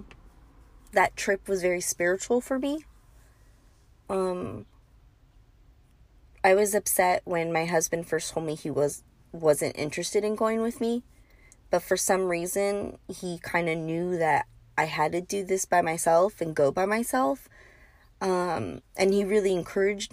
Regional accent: bordering Tijuana, California, United States; I grew up bordering Tijuana and we grew up crossing all the time

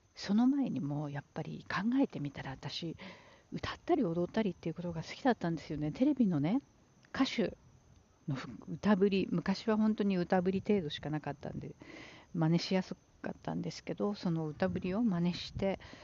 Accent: Japan; moved away as an adult; now in New York, United States; うちの実家母の住んでいる実家は海から近い

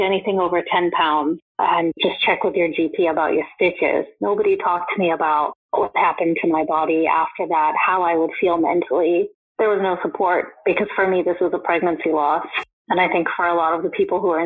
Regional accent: United States; moved away as an adult; now in United Kingdom; I'm not from the UK, I'm from the States

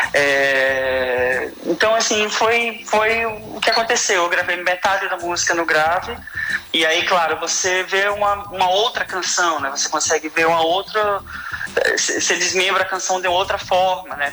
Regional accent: Recife, Pernambuco, Brazil; sou pernambucano, sou nascido no Recife.

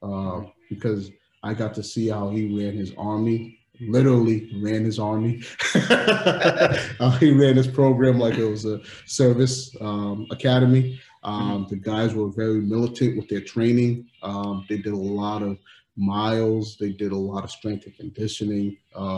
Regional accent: Providence, Rhode Island, United States; growing up in Providence

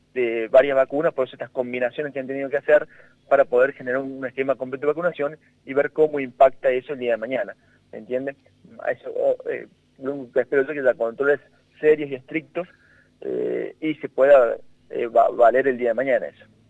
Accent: Argentina

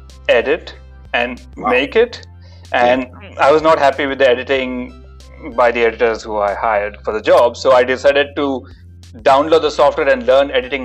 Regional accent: Melbourne, Victoria, Australia; So I'm from Melbourne. I've been there for 11 and a half years.

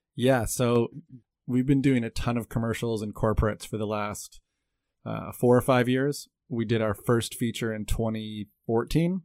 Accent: Canada; moved away as an adult; now in Taiwan; I'm a Canadian born cinematographer, director, producer. I came to Taiwan when I was 20 years old

